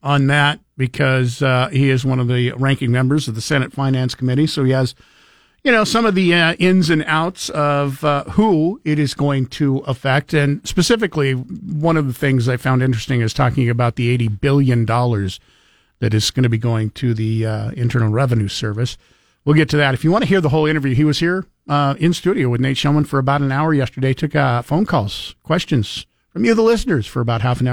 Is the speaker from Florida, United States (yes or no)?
no; Idaho, United States; I was born and raised in Idaho